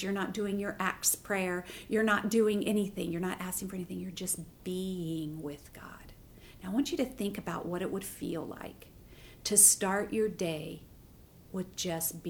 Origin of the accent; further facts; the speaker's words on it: the South, United States; I'm from the South, so we all have front porch.